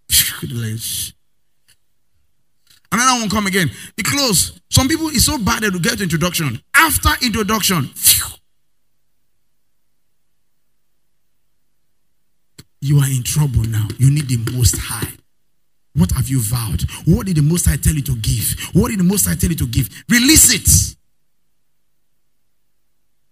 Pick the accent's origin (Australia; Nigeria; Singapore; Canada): Nigeria; I'm a Nigerian woman.